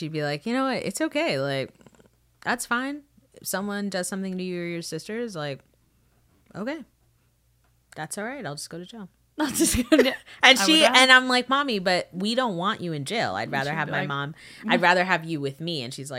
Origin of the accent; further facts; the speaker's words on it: Florida, United States; growing up in Florida, there was a season where there was a strange time